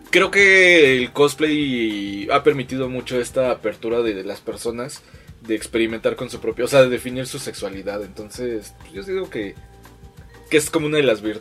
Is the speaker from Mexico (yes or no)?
yes; Mexico; yo soy el ….